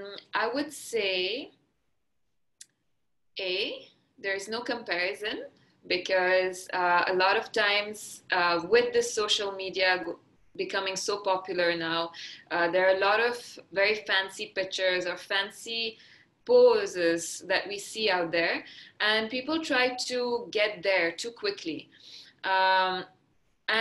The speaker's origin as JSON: {"language": "English", "region": "Maharashtra", "country": "India", "first_language": "Marathi", "second_language": "English", "said": "And my mother tongue is Marathi. So the state of Maharashtra, where Mumbai is, for example, is where we speak Marathi. So at home, we speak Marathi."}